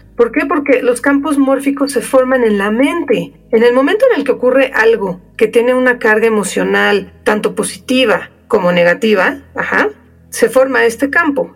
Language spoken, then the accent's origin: Spanish; Mexico; soy mexicana, entonces yo sí me he preguntado muchísimas veces a lo largo de mi vida por qué decidí nacer en México